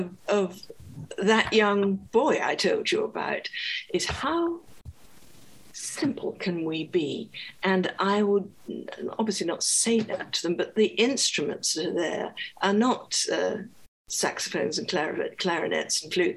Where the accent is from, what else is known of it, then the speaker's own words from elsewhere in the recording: Scotland, United Kingdom; I was from Scotland.